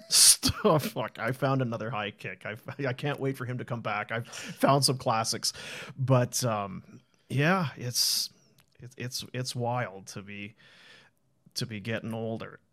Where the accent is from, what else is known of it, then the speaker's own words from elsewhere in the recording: Manitoba, Canada; moved away; also born or lived in Thunder Bay; I was from Manitoba, I went to school in Thunder Bay